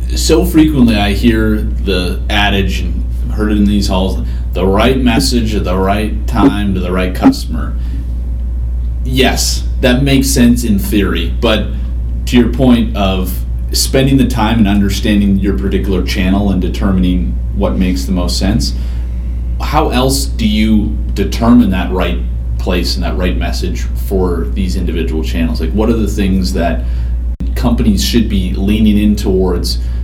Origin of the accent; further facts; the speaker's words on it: Regina, Saskatchewan, Canada; now in United States; Regina, Saskatchewan, Canada, in a few weeks. My hometown